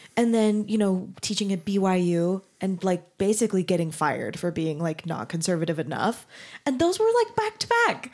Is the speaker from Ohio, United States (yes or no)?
no; Mesa, Arizona, United States; moved away as an adult; also born or lived in Denton, Texas; I grew up in Mesa, Arizona